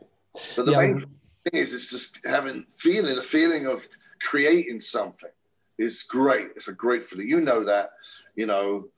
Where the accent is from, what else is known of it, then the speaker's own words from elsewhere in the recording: England, United Kingdom; moved away; We grew up in England